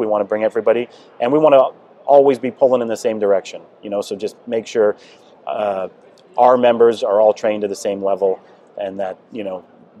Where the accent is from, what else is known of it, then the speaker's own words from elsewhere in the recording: Buffalo, New York, United States; now in Columbus, United States; Like I said, I came from Buffalo, New York and took the test.